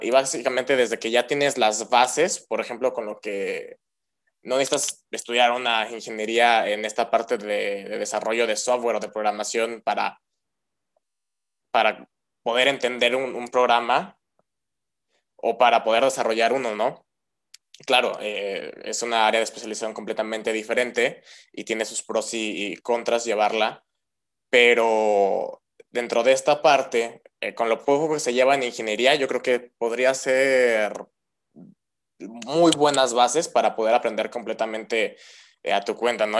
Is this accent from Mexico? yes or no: yes; Mexico; La mayoría somos mexicanos